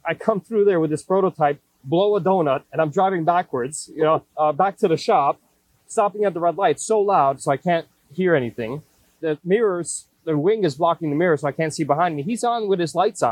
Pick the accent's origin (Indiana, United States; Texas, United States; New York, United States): New York, United States; New York City; I grew up in Brooklyn